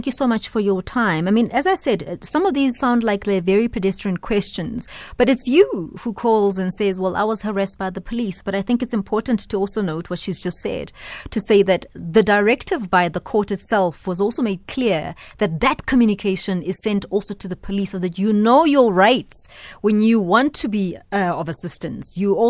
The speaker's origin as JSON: {"language": "English", "country": "South Africa", "said": "What do I do as a South African that feels like I want to be part of the solution?"}